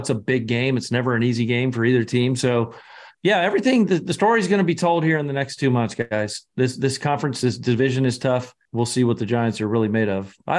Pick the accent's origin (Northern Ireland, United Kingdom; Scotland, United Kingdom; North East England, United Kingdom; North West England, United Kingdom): Scotland, United Kingdom